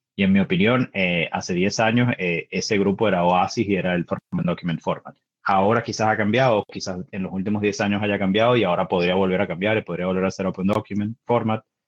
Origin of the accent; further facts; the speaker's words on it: Venezuela; now in Seattle, United States; Soy venezolano, vivo en Seattle